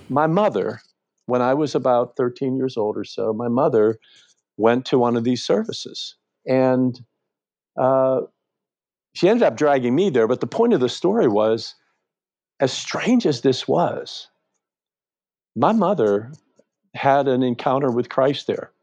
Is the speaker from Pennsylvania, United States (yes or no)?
yes; Western Pennsylvania, United States; I grew up in Western Pennsylvania, in a little town